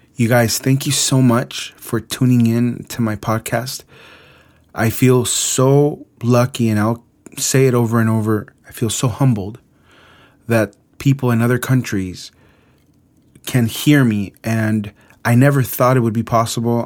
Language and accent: English; Mexico City, Mexico; moved away; Mexico City, my hometown